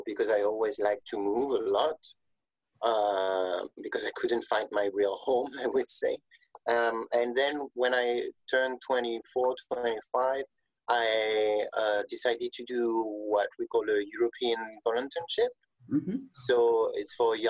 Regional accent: Picardy, Hauts-de-France, France; I'm from Picardy, and so this is the region where you have all the beautiful cathedrals

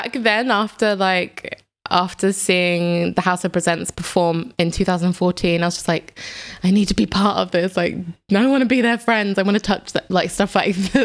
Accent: London, United Kingdom; moved away as an adult; also born or lived in south of England / Switzerland; now in Berlin, Germany; I'm from London in England, but I'm also from the south of England because I live between the two

